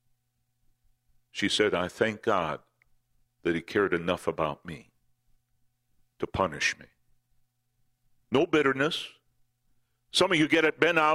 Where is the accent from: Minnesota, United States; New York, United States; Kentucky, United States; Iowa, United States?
Minnesota, United States; southern; moved away; I'm from the South. I was born in southern Minnesota